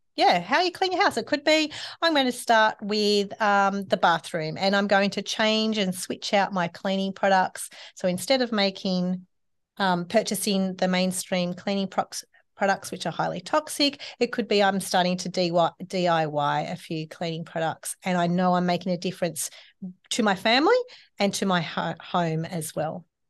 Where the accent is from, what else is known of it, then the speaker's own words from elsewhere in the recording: Sydney, New South Wales, Australia; my family, um, when I grew up in Sydney was not that way inclined